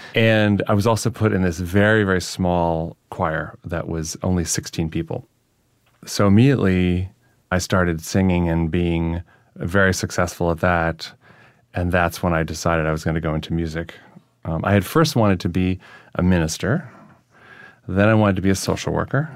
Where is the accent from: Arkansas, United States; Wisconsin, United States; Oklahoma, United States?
Wisconsin, United States; near Lake Michigan; moved away as an adult; now in New York, United States; They were trying to build a nuclear power plant near my home, my hometown.